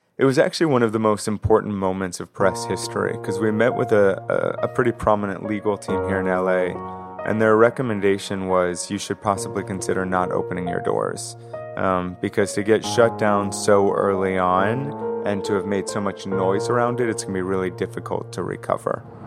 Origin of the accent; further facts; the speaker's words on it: Los Angeles, California, United States; also born or lived in New York; I grew up in West L